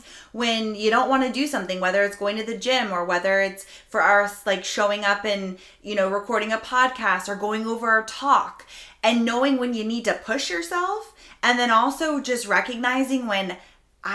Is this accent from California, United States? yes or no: no; Palm Coast, Florida, United States; also born or lived in Jacksonville, Florida; I'm actually from Palm Coast, but Flagler is the beach there